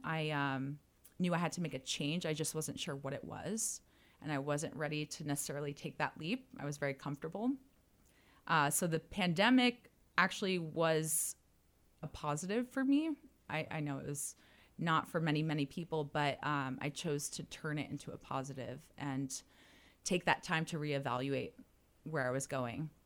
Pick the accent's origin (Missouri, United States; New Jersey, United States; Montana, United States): New Jersey, United States; moved away as an adult; also born or lived in Miami; I was originally from New Jersey, moved to Miami